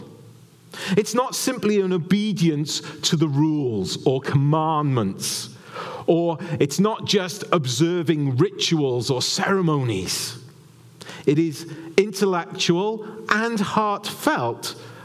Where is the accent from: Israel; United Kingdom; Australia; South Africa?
United Kingdom; Wales; moved away; as a Welshman, you apply it to being in Wales and being in the homeland of Wales